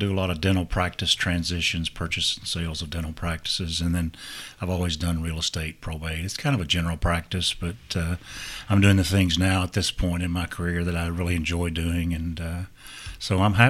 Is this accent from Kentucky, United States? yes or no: yes; Breathitt County, Eastern Kentucky, United States; moved away as an adult; now in Lexington, United States; I'm from Eastern Kentucky originally, Breathitt County, and went to school at UK. I went back home as a lawyer, worked 14 years. And then when the coal economy crashed the first time in the late 90s, I moved to Lexington, and so I've been here ever since.